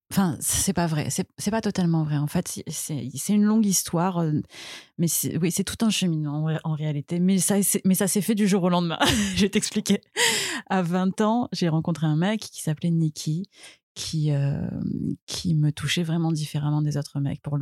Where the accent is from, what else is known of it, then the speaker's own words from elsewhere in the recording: Marseille, Provence-Alpes-Côte d'Azur, France; je suis née à Marseille, j'ai 37 ans, je suis maman aussi